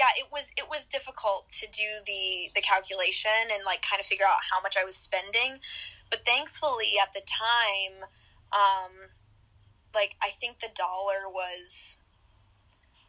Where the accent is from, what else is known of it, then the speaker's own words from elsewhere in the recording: the South, United States; I grew up in the South